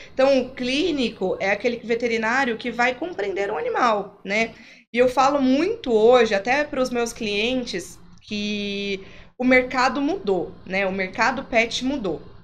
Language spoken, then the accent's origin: Portuguese; Campinas, São Paulo, Brazil; Criada em cidade de interior, sou de Campinas, mas com família em cidade de interior